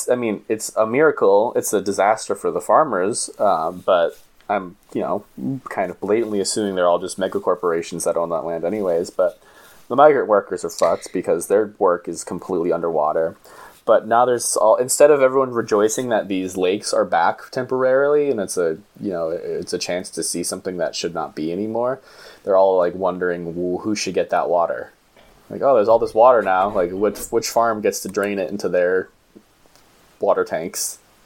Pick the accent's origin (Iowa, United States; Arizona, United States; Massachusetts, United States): Massachusetts, United States; moved away; I'm from Massachusetts, and that's fucking chilly.